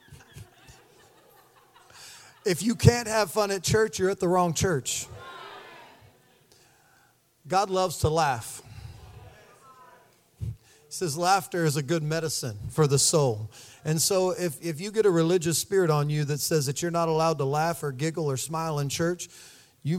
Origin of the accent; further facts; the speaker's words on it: Missouri, United States; We're from Missouri